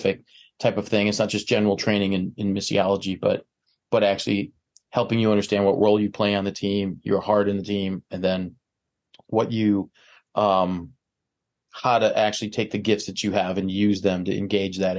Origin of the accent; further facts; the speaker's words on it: Chicago area, Illinois, United States; I am a native from the Chicago area. So grew up about 20 miles west of downtown Chicago